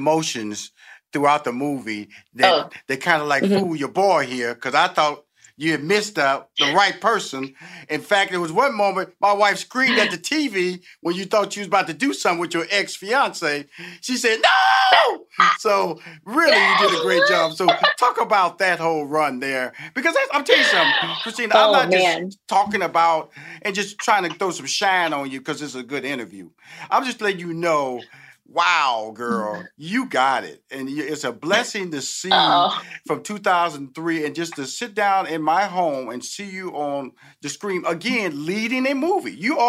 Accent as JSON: {"language": "English", "town": "Houston", "region": "Texas", "country": "United States", "said": "I'm from Houston, Texas, so I'm very familiar with the beignets."}